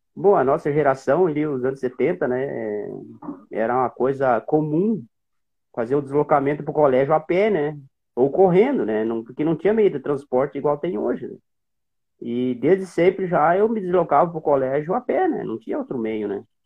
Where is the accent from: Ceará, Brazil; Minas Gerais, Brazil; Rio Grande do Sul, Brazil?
Rio Grande do Sul, Brazil; Barama; also born or lived in Sobradinho, Rio Grande do Sul / Santa Maria, Rio Grande do Sul; eu nasci numa cidade ali da região Centro-Terra, em Sobradinho, eu nasci ali